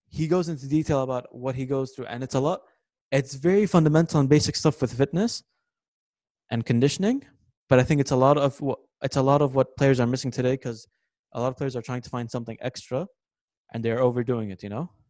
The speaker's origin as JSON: {"language": "English", "region": "New York", "country": "United States", "tie": "born or raised there", "said": "Since I was a kid, I had posters of him. Even uh, growing up in New York, But it's normal."}